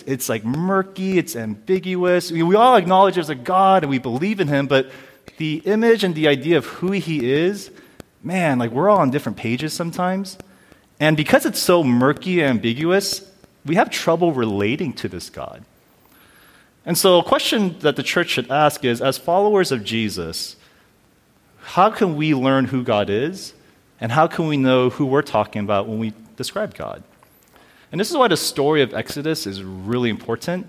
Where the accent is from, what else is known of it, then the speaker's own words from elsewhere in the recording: California, United States; also born or lived in Orange County, California; I'm from California. I live in the OC